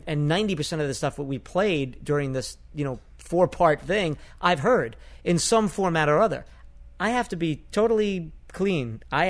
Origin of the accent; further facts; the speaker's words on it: New York, United States; accent: Bronx; growing up in New York? I had just gotten rid of my Bronx accent.